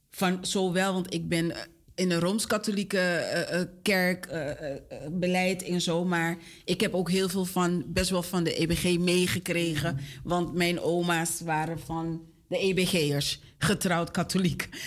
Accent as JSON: {"language": "Dutch", "country": "Suriname", "said": "Ja, wij staan ook bekend als Surinamers momenteel."}